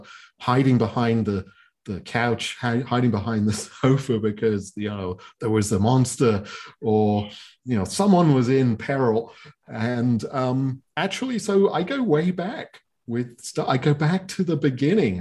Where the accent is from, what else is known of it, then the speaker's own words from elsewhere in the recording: England, United Kingdom; I grew up in England back in the dawn of time